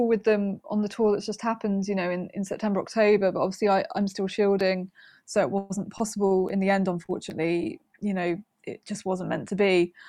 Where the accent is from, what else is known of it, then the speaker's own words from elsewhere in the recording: Wales, United Kingdom; I think I felt a massive disconnect from my Welshness, if you can put it like that, for a long ti